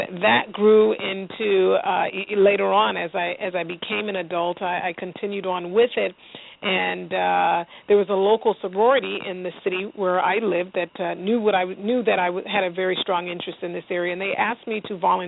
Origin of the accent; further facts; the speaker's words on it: Southern California, United States; My family immigrated here from Central America, from Panama, and I grew up in Southern California